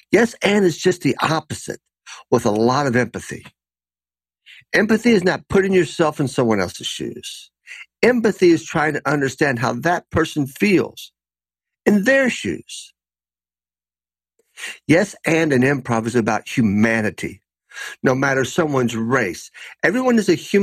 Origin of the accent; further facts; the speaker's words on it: Lexington, Kentucky, United States; moved away as an adult; also born or lived in Griffin, Georgia; Growing up in Lexington, Kentucky in the 1960s through the early 80s